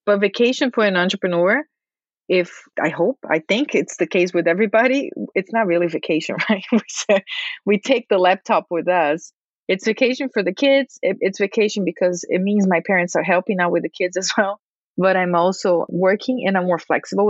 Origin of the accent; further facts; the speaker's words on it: Brazil; moved away; I am an expat. I'm from Brazil.